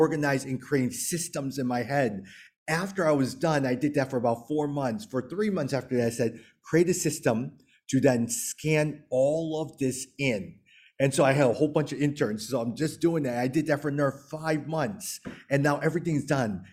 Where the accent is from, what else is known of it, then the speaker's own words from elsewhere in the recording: Chicago, Illinois, United States; moved away; I grew up in the Chinatown area of Chicago.